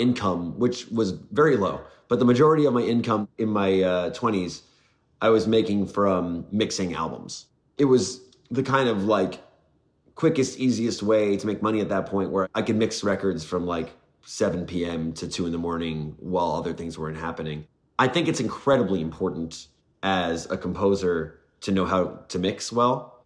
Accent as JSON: {"language": "English", "region": "New York", "country": "United States", "tie": "born or raised there", "moved": "as an adult", "lives_now": "Los Angeles, United States", "said": "I moved from New York, where I grew up, out"}